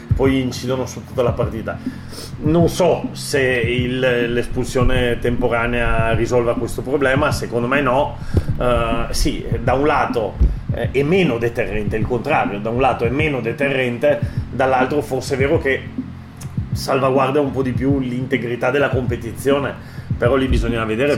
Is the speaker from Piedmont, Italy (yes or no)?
yes; Turin, Piedmont, Italy; da torinese, io sono torinese